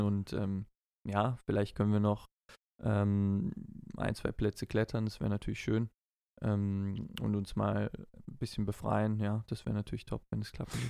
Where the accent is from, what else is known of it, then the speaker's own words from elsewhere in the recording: Heidelberg, Baden-Württemberg, Germany; Ich bin ja auch in, in Heidelberg geboren